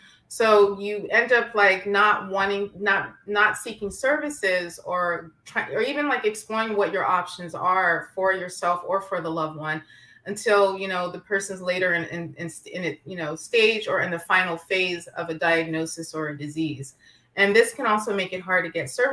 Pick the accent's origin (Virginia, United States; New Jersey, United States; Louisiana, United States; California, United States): California, United States; San Francisco; I'm from San Francisco